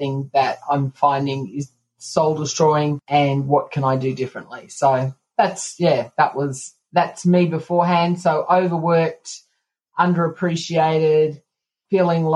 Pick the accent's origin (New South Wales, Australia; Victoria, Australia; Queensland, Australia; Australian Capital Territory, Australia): Australian Capital Territory, Australia; Canberra; I am from Canberra, Australia